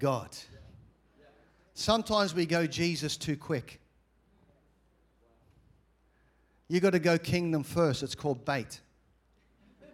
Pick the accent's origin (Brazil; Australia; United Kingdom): Australia; I'm from Australia.